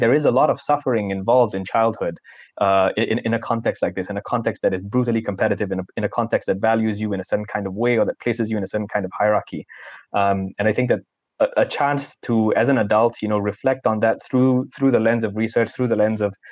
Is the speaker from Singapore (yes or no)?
yes; Singapore; a Singaporean adult, not too far removed from the days of being a child and from my own education